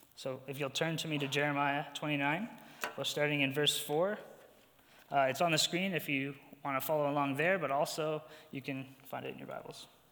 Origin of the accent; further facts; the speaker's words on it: New Brunswick, Canada; moved away as an adult; now in Edmonton, Canada; I'm from New Brunswick, and I've been exiled to the prairies